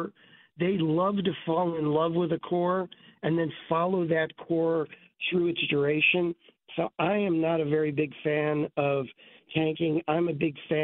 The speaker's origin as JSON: {"language": "English", "town": "Chicago", "region": "Illinois", "country": "United States", "tie": "born or raised there", "moved": "yes", "said": "I grew up in Chicago."}